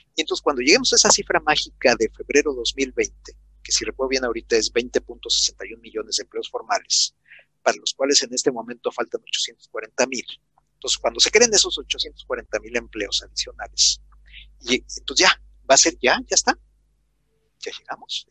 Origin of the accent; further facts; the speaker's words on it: Mexico; las dos crisis de deuda que tuvimos en los 80s y en los 90